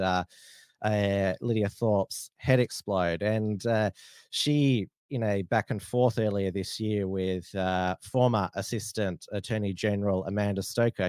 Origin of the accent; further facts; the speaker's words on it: Australia; I'm a Australian Republican